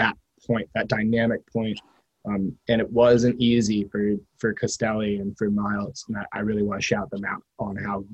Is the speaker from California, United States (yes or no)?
no; New York City, New York, United States; now in New Jersey, United States; I'm from Manhattan